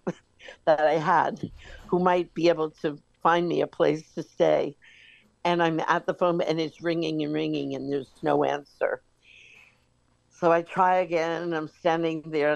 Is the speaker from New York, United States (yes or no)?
yes; New York, United States; moved away as an adult; I'm from New York.